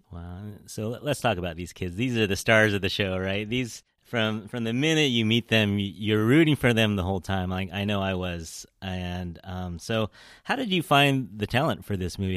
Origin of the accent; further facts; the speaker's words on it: San Francisco, California, United States; as a San Franciscan, I, I love these moments, you know, the R and G lounge, the Pollyanna ice cream shop, you know, we grew up in the Outer Sunset